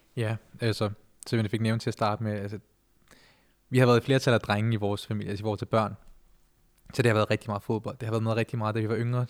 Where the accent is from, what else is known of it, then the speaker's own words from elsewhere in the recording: Denmark; vi er jo første generation, som der er født og opvokset her i Danmark